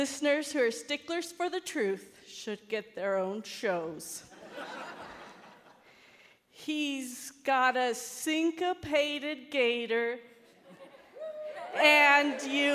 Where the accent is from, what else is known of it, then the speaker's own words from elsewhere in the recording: California, United States; now in Laramie, United States; I'm from California, but I teach here now